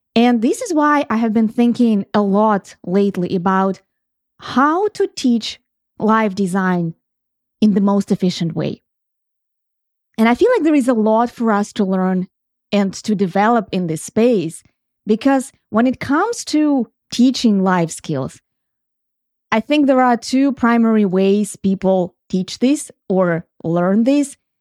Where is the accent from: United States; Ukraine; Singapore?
Ukraine; moved away; When I grew up, and I grew up in Ukraine